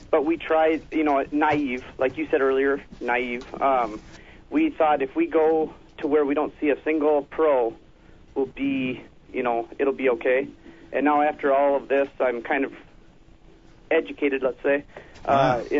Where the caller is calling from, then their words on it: Minnesota, United States; Uh, … from Minnesota.